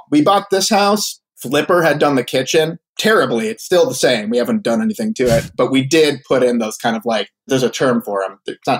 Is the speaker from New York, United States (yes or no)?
no; Florida, United States; born there; also born or lived in Philadelphia / Chicago; So I was born in Florida. He worked at a hospital there.